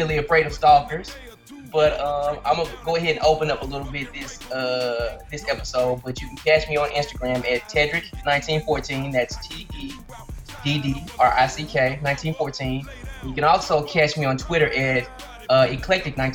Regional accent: Memphis, Tennessee, United States; we're all from Memphis

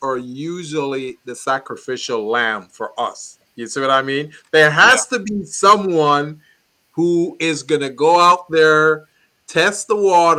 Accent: Jamaica; moved away; when I was born in Jamaica, and in Jamaica that's how we refer to tennis.

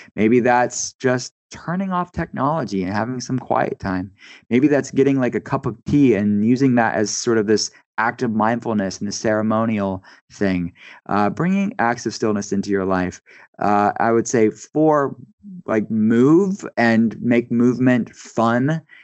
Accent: East Coast, United States; I grew up on the East Coast

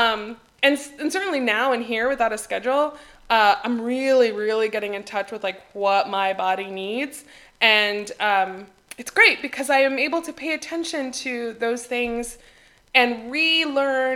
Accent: United States; moved away as an adult; now in Greece; as an American

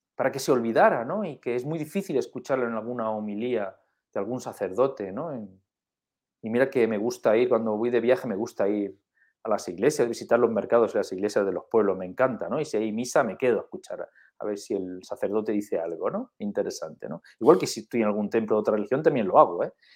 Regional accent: Spain; somos españoles

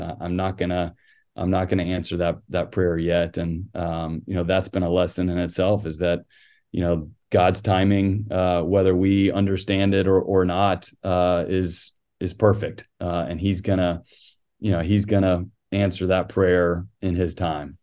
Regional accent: San Antonio, Texas, United States; now in Athens, United States; growing up in San Antonio, uh, always followed the Spurs.

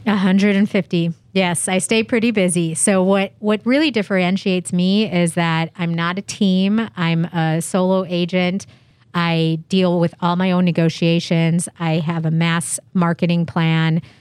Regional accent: Chicago, Illinois, United States; now in San Diego, United States; I'm originally from Chicago

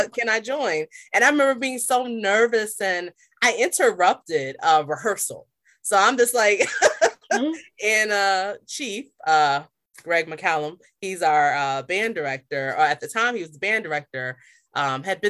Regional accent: Virginia Beach, Virginia, United States; moved away; I'm coming from Little Virginia, Virginia Beach

